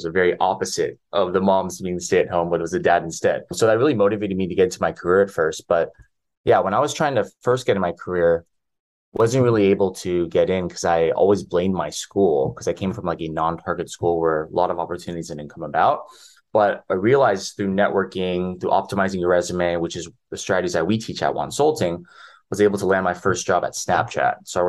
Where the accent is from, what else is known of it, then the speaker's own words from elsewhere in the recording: Downey, California, United States; also born or lived in Orange County, California; I come from Filipino-American background, born in Orange County area, but grew up all the way in Los Angeles and Downey, California, if anybody knows where that's at.